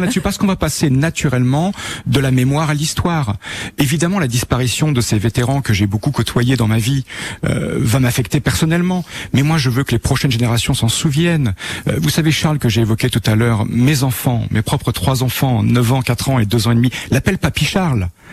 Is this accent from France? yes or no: yes; Bayeux, Normandy, France; j'ai grandi à Bayeux